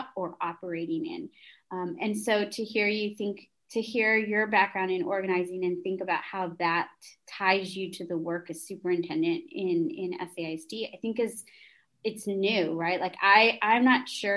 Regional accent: San Antonio, Texas, United States; also born or lived in Lubbock; I was born and raised in San Antonio

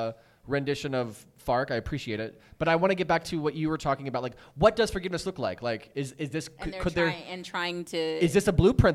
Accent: United States; I'm American.

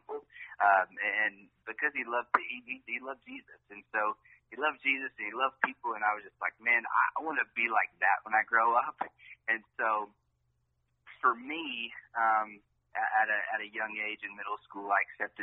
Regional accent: Piney Flats, Tennessee, United States; It was a small town called Piney Flats, Tennessee.

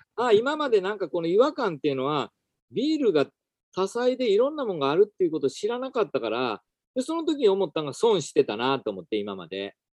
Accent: Toyonaka, Osaka, Japan; moved away as an adult; also born or lived in Tokyo; now in Yosano, Japan; 大阪の豊中市っていうところで

